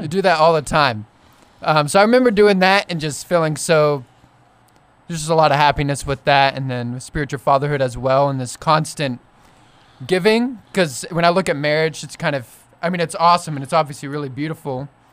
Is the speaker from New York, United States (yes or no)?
no; Fort Worth, Texas, United States; now in Oklahoma, United States; I'm from Fort Worth, but I was, um, I have family over here, and I went to school at Oklahoma State.